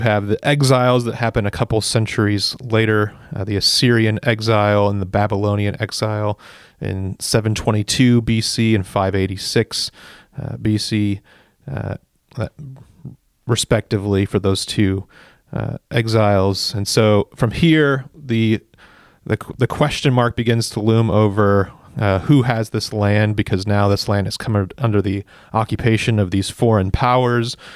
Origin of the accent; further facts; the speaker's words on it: United States; as an American